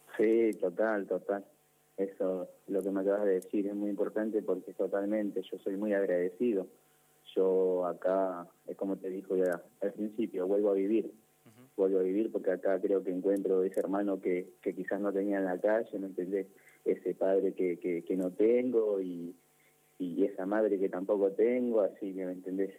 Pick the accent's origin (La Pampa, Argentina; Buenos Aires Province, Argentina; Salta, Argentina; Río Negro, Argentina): Buenos Aires Province, Argentina; Banfield; yo soy de Banfield. Soy de Banfield